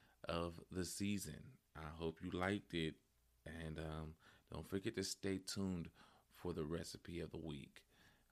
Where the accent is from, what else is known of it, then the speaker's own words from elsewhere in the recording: West Coast, United States; I grew up in on the West Coast